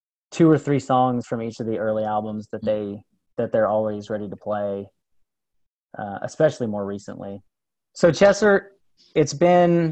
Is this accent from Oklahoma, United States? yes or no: yes; Tulsa, Oklahoma, United States; here in my hometown in Tulsa